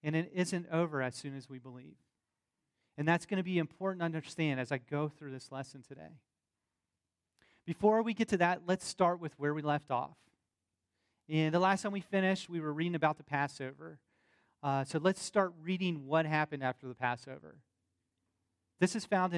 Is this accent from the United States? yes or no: yes; the South, United States; accent: southern; my southern accent